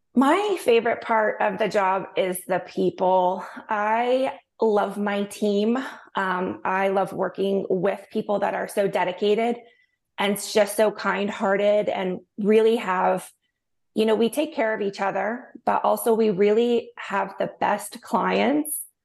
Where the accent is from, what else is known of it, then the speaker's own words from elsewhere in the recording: St. Petersburg, Florida, United States; now in St. Augustine, United States; I was born and raised in Saint Petersburg, Florida.